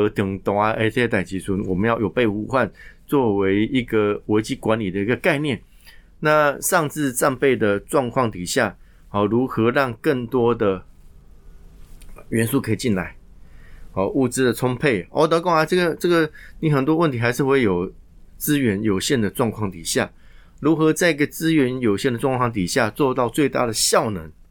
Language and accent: Chinese; southern Taiwan, Taiwan; 我南部人啊，哦，我从外小朋友们上去南部啊，公阿妈狗啊